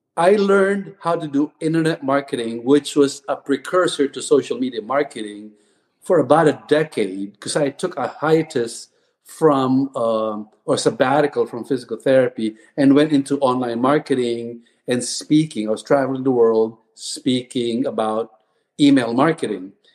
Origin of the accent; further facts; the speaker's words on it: Philippines; moved away as an adult; also born or lived in Texas; now in United States; I was born and raised in the Philippines